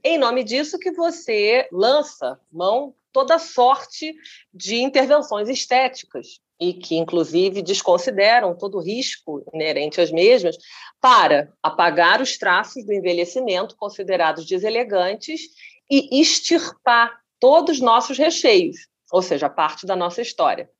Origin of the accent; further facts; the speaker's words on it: Rio de Janeiro, Brazil; eu sou carioca